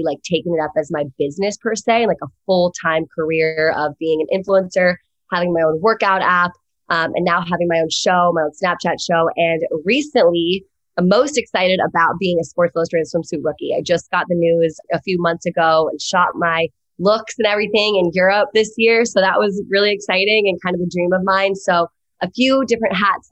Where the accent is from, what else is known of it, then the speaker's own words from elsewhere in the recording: Virginia, United States; moved away as an adult; now in Los Angeles, United States; I'm from the East Coast, but went to USC on a lacrosse scholarship